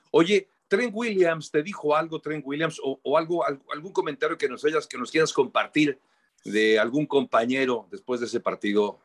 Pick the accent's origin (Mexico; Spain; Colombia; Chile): Mexico; nosotros como mexicanos